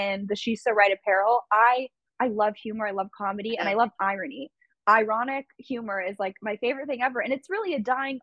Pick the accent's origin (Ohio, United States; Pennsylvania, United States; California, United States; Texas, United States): California, United States; Santa Monica; I was a girl from California, you know, grew up in Santa Monica